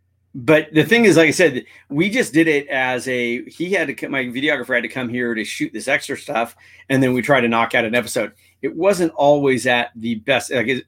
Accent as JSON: {"language": "English", "area": "La Jolla", "region": "California", "country": "United States", "tie": "born or raised there", "said": "my hometown, hitting La Jolla"}